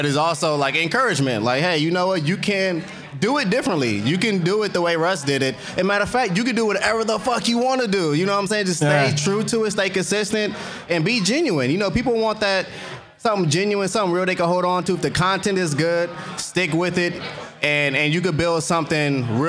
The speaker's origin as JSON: {"language": "English", "area": "San Fernando Valley", "region": "California", "country": "United States"}